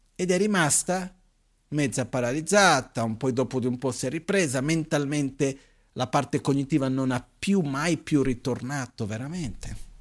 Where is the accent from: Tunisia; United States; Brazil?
Brazil; also born or lived in India; now in Italy; Io, da ragazzino in Brasile, a scuola